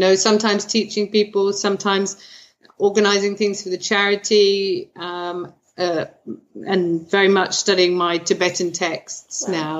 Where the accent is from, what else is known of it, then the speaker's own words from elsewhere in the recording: United Kingdom; as a British person